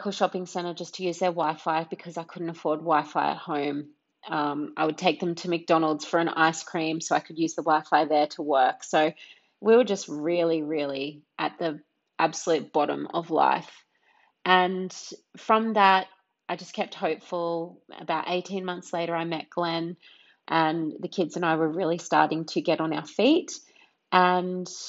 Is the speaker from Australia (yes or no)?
yes; Brisbane, Queensland, Australia; also born or lived in Hervey Bay; I was born in Brisbane, and I was raised here in Brisbane, and then also up in Hervey Bay.